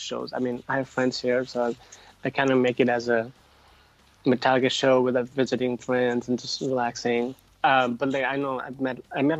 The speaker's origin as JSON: {"language": "English", "country": "Nepal", "tie": "born or raised there", "said": "I'm originally from the South, so I grew up, I was born and raised there."}